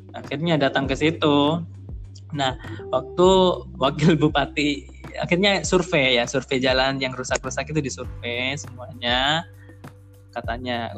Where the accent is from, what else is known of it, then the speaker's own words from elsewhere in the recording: Probolinggo, East Java, Indonesia; moved away as an adult; now in Surabaya, Indonesia; desaku desa Telogosari kecamatan Tiris Kabupaten Probolinggo